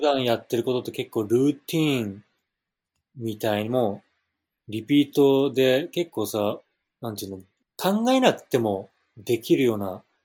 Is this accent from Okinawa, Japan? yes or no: yes; Okinawa, Japan; now in Hawaii, United States; 自分の故郷ね、沖縄